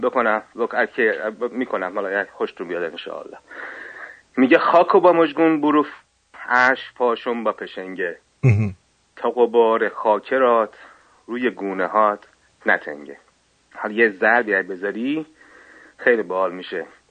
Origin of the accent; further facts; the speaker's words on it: Shiraz, Fars, Iran; من شیرازی هستم